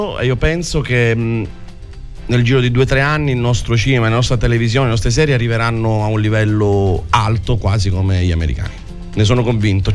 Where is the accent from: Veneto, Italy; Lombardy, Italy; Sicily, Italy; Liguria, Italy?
Sicily, Italy; Santa Teresa di Riva; accent: Sicilian; Io sono siciliano